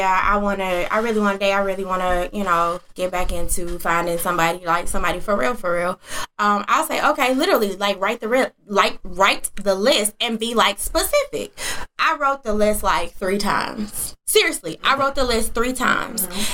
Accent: Detroit, Michigan, United States; I'm from the east

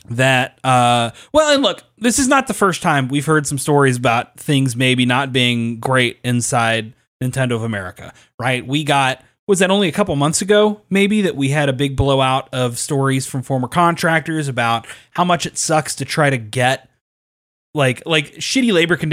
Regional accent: Kentucky, United States; I'm from Kentucky.

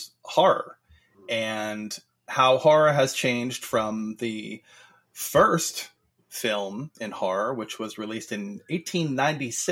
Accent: New Jersey, United States; I'm from New Jersey

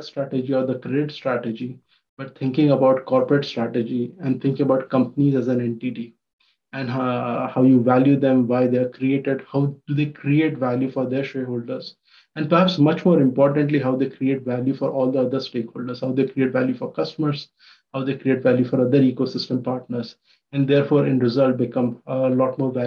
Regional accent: Ujjain, Madhya Pradesh, India; moved away as an adult; also born or lived in Mumbai, India; now in United States; So I come from Ujjain, Madhya Pradesh in India, a small town

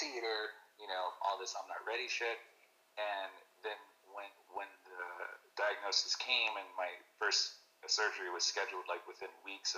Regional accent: San Antonio, Texas, United States; I'm proud to say I'm from San Antonio

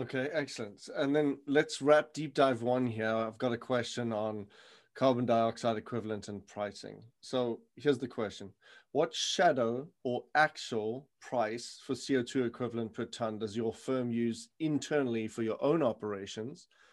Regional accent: South Africa; moved away; I come from South Africa where the mines go kilometers underground

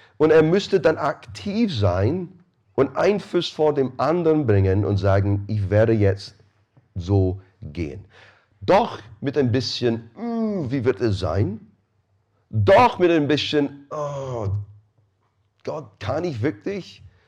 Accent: Scotland, United Kingdom; now in Rosenheim, Germany; Ich bin Schotte

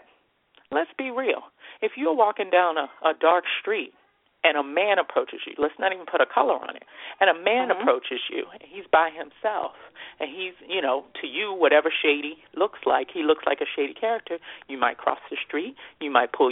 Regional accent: United States; I'm an American and I'm privileged to be an American.

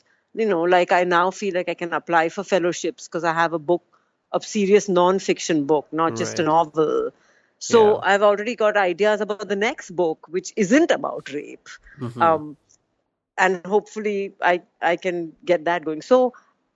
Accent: Mumbai, Maharashtra, India; I'm from Bombay

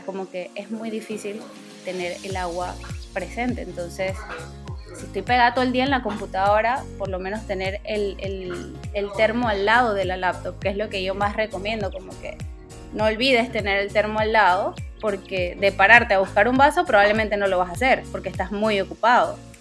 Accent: Panama; yo soy panameña, aunque muchas veces me confundan con otras nacionalidades, sí, soy 100% panameña

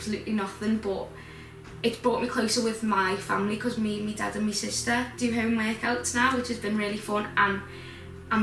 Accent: Liverpool, North West England, United Kingdom; moved away as an adult; now in Leeds, United Kingdom; I'm 20 and I'm from Liverpool.

